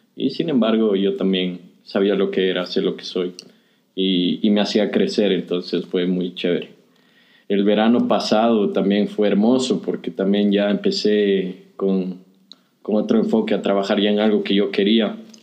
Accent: Quevedo, Los Ríos, Ecuador; moved away; Yo soy de Quevedo

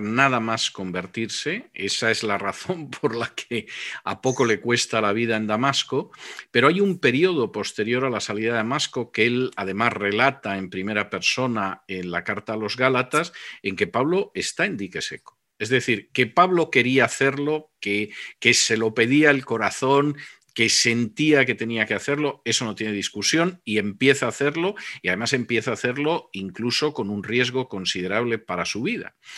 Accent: Spain; moved away; mi país de origen, que, que es España

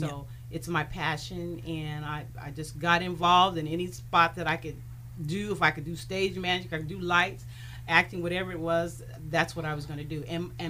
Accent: Sacramento, California, United States; And I was born and raised here in Sacramento.

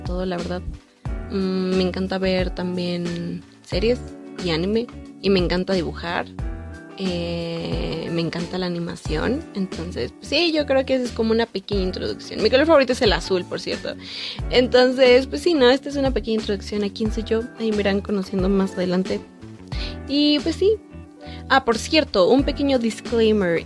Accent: Mexico; soy de México

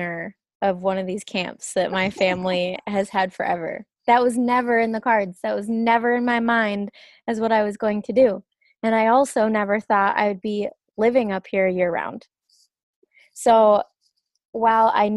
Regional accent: Grand Rapids, United States; moved away; the house that I grew up in Grand Rapids

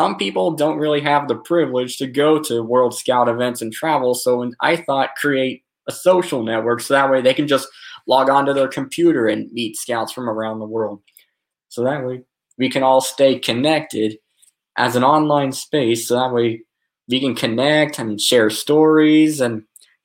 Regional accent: Atlanta, Georgia, United States; I'm from Atlanta, Georgia, of the United States

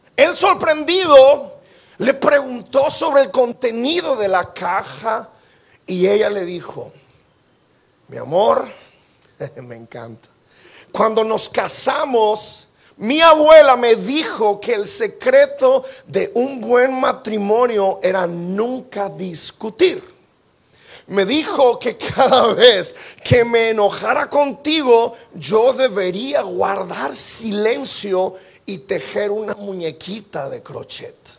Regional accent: Mexico; Como buen mexicano

